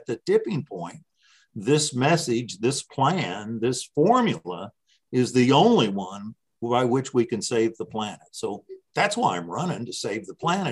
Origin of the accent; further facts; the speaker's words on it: Indiana's 8th Congressional District, United States; So I've really lived in the same spot all my life, except being away for college